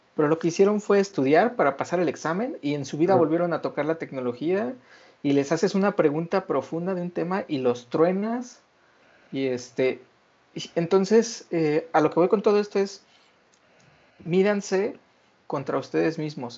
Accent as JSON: {"language": "Spanish", "country": "Mexico", "said": "como mexicanos somos muy eh, enamoradizos"}